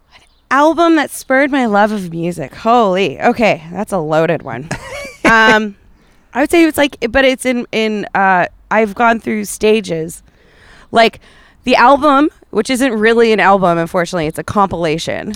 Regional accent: Calgary, Alberta, Canada; I come from Calgary

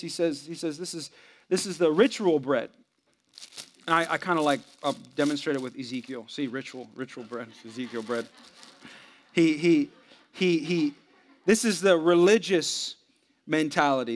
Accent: San Jose, California, United States; I'm from the Bay Area, San Jose

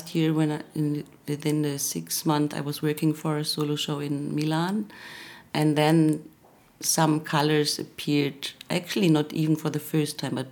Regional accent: Germany; now in Vienna, Austria; I've been the first 6 or 7 years in Vienna, and then I grew up in Germany in different cities.

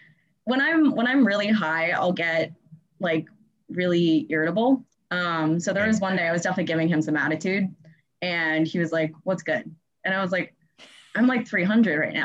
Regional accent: New York, United States; I'm from New York, but I'm currently not in New York

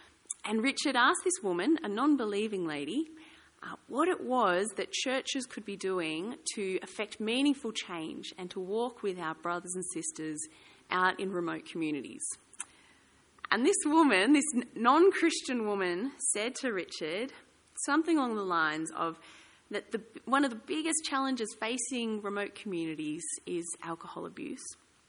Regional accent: Ballarat, Victoria, Australia; I grew up in Ballarat. I quite like the cold.

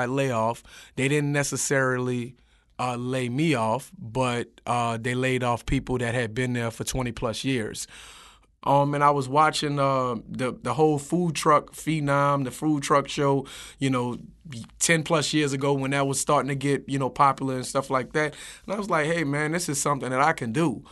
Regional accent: New Orleans, Louisiana, United States; I'm from the 7-ward.

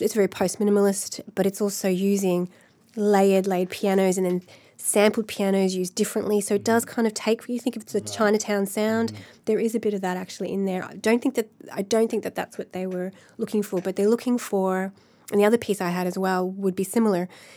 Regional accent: Melbourne, Victoria, Australia; also born or lived in Los Angeles, United States; now in Dublin, Ireland; it's from Melbourne, my hometown

